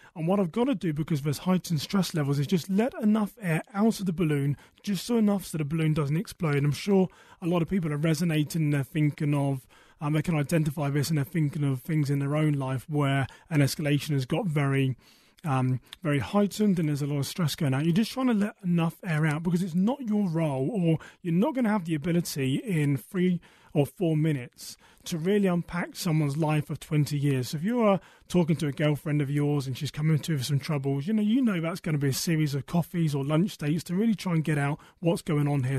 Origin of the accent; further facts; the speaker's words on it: United Kingdom; moved away as an adult; now in United States; I am British, originally from a town west of London